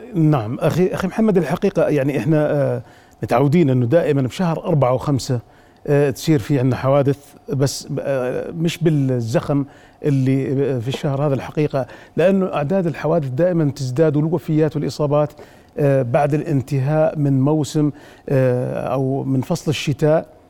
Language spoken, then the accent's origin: Arabic; Jordan; also born or lived in Abu Dhabi; عندنا في الأردن